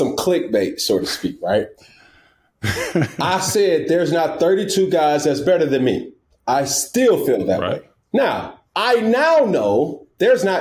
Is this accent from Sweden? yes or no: no; College Park, Georgia, United States; also born or lived in Atlanta; I'm from Atlanta, Georgia, by way of College Park